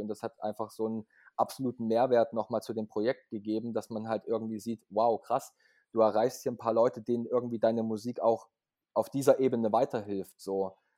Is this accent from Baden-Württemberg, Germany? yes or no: no; Leipzig, Saxony, Germany; Ich komme aus Leipzig, bin auch geboren in Leipzig.